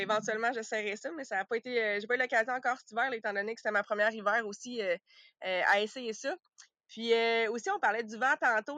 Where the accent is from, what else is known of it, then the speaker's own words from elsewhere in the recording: Sherbrooke, Quebec, Canada; moved away as an adult; also born or lived in Saguenay-Lac-Saint-Jean / Australia; originalement, moi, je suis de, Sherbrooke